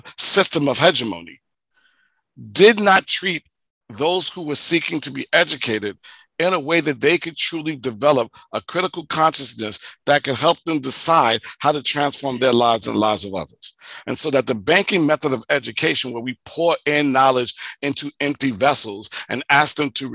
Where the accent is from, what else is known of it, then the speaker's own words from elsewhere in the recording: New York City, New York, United States; as an African-American growing up in the United States, living in Hollis, Queens, who was poor